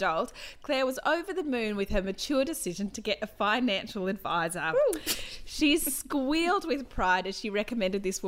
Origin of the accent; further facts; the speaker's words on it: Wagga Wagga, New South Wales, Australia; now in Queensland, Australia; I am from Wagga